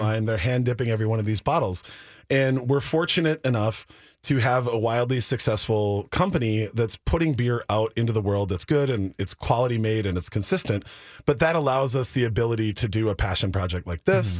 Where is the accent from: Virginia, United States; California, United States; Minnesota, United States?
Minnesota, United States; Minneapolis; born and raised in South Minneapolis